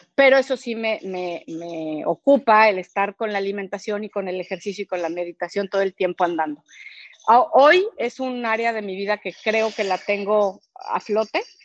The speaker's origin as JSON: {"language": "Spanish", "town": "Cuernavaca", "region": "Morelos", "country": "Mexico", "said": "yo soy de Cuernavaca"}